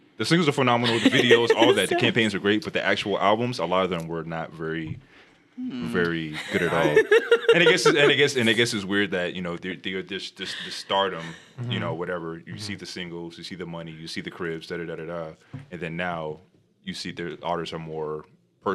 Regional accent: the South, United States; I was a black person, you know, born and raised in the South

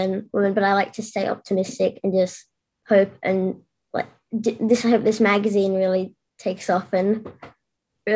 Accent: Sydney, New South Wales, Australia; I'm 11 and I'm from Sydney, Australia.

